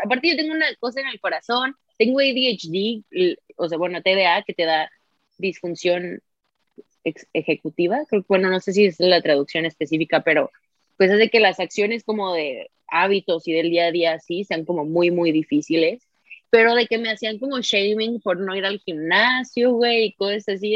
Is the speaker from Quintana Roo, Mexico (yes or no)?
no; San Luis Potosí, Mexico; moved away as an adult; yo me salí de San Luis en el 2016